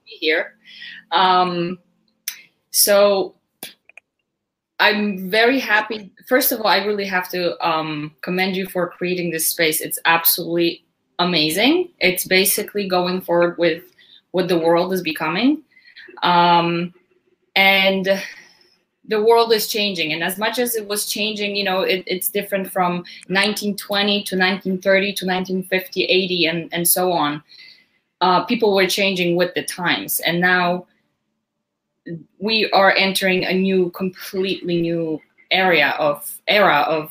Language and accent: English; Poland; moved away as an adult; also born or lived in Westchester, New York / Long Island, New York; now in United States; I was raised in Poland, very rural town